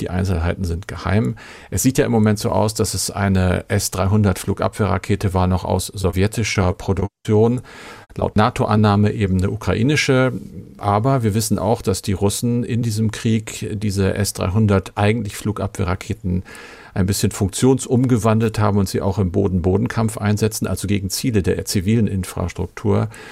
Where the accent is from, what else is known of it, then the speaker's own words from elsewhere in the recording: Germany; bei uns in Deutschland